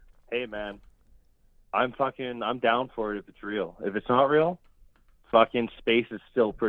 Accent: Canada; I'm from Canada

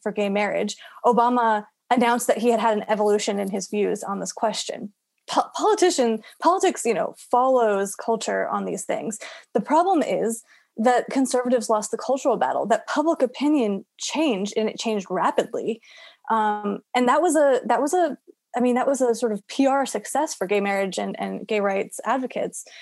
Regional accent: Florida, United States; my home state of Florida

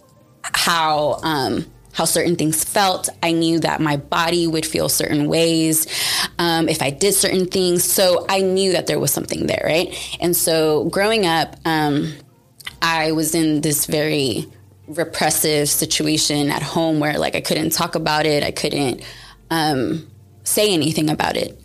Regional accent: Houston, Texas, United States; I was born and raised in Houston, Texas

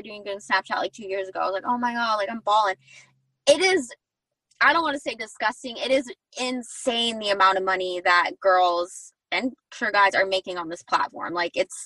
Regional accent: Arizona, United States; now in Southern California, United States; I'm from Arizona. That's where I'm at right now. And then I live in SoCal

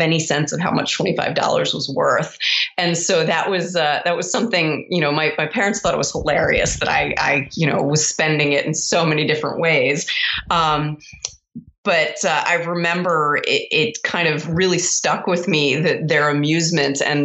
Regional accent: Baltimore, Maryland, United States; moved away as an adult; also born or lived in Columbus, Ohio; I'm originally from Baltimore, Maryland

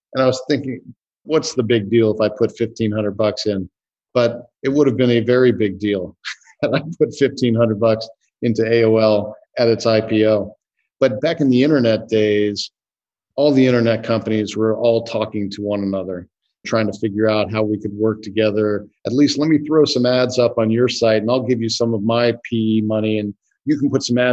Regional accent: Northern Virginia, United States; I grew up in Northern Virginia

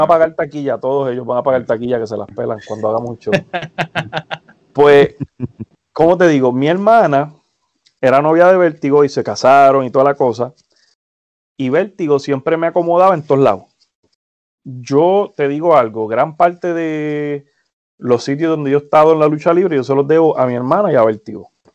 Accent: Humacao, Puerto Rico; moved away as an adult; now in United States; yo soy de Humacao, biuniversitaria en Humacao, eh, al frente de la UPR

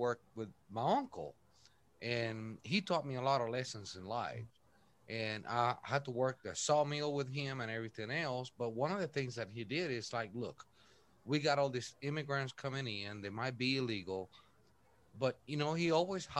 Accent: Puerto Rico; moved away; I was born and raised in Puerto Rico. I'm not Puerto Rican. I'm half Irish, half Italian

